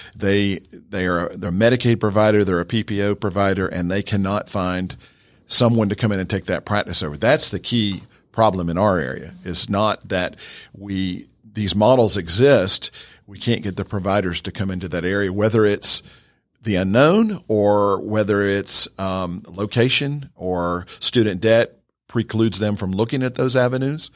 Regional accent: Georgia, United States; I'm from, uh, about fifteen miles from right here. I grew up on a horse farm right around the corner

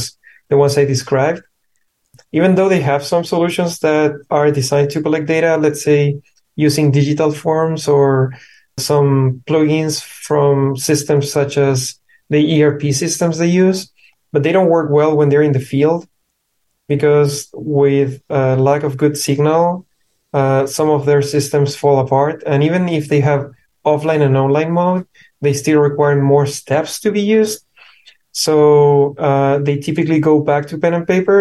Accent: Chile; moved away as an adult; now in United States; I'm from Chile originally

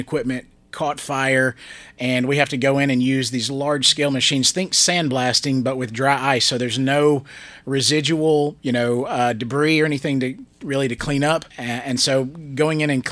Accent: Gallatin, Tennessee, United States; I grew up there in Gallatin

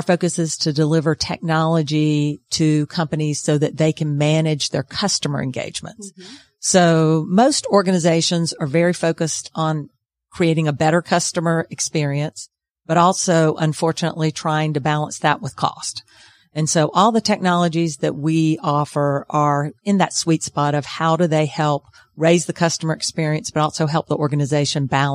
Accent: Macon, Georgia, United States; I grew up in Macon, Georgia

